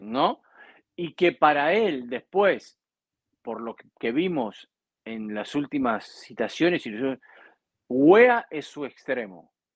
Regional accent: Argentina; en mi país

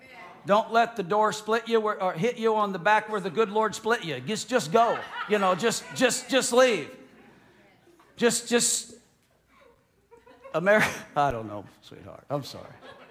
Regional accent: United States; Even though I'm an American and now I'm a Floridian, and even though last week I did put the Florida cracker sticker on the back of my F-150.

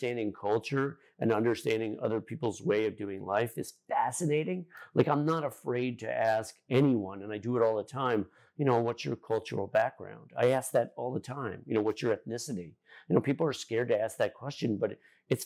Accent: Connecticut, United States; moved away as an adult; now in South Florida, United States; When I grew up in Connecticut, it never felt like home, even though I lived there

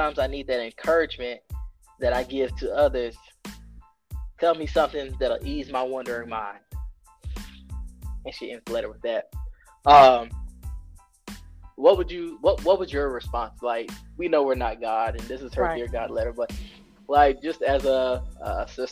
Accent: South Carolina, United States; My home state, South Carolina

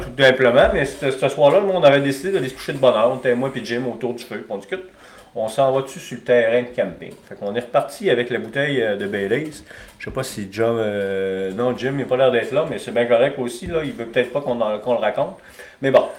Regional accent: Alma, Quebec, Canada; j'ai grandi à Alma

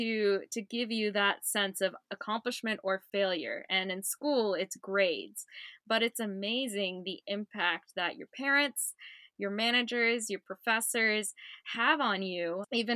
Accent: San Jose, California, United States; my childhood was in San Jose, California

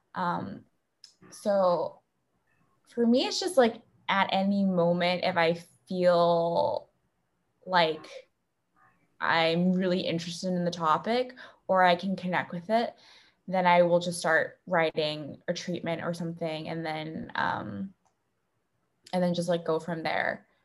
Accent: Beijing, China; moved away; I grew up in Beijing

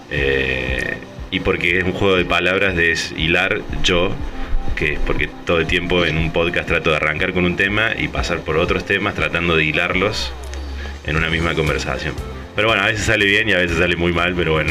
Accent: Argentina; moved away as an adult; now in San Diego, United States; tengo 33 años, soy de Argentina. Llegué a vivir acá a San Diego hace 4 años

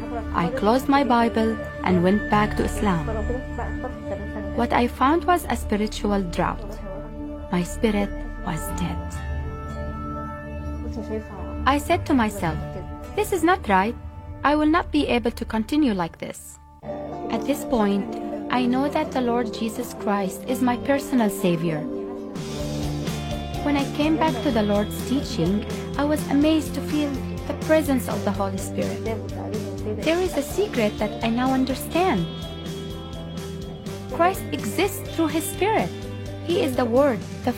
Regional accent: Egypt; I'm a pharmacist from Egypt. I grew up Muslim in a Muslim family.

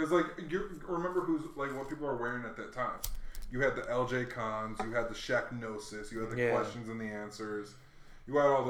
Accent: Hawaii, United States; moved away; also born or lived in Chicago, Illinois; So I was born in Chicago, but I grew up in Hawaii.

